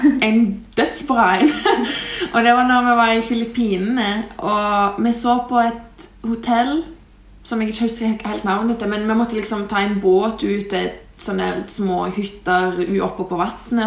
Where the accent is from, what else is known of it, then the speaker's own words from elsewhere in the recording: Lithuania; now in Norway; jeg kommer fra Litauen, men bor i Norge